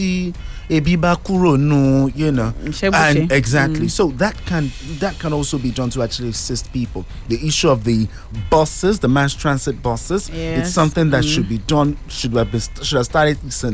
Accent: Nigeria; I'm a Nigerian

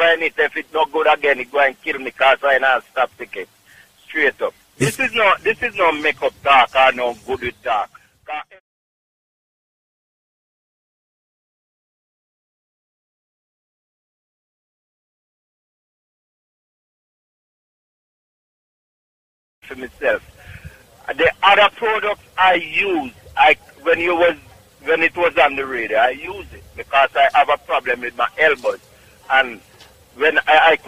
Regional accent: Clark's Town, Trelawny, Jamaica; moved away; also born or lived in Bronx, New York; Clarkstown, Jamaica, Trelawney.

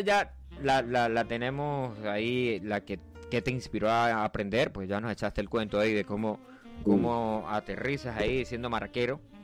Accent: Venezuela; originalmente, yo soy de un pueblo de Venezuela que no aparece en el mapa, se llama el Yauri

